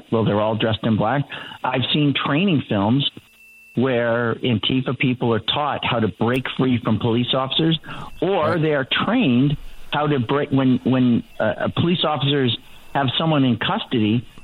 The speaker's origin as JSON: {"language": "English", "region": "Massachusetts", "country": "United States", "tie": "born or raised there", "said": "I lived in Massachusetts. I grew up in Massachusetts. I lived in Cambridge, Massachusetts, for ten years."}